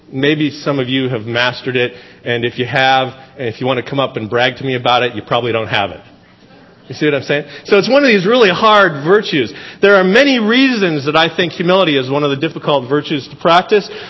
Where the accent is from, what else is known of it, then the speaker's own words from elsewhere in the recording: Seattle, Washington, United States; You know, we come from the Seattle area. It's beautiful there, but this is like over the top beautiful compared to that.